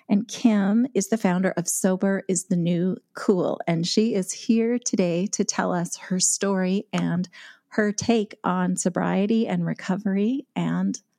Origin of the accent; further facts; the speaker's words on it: Canada; now in Alberta, Canada; We're both Canadian. I'm in Alberta.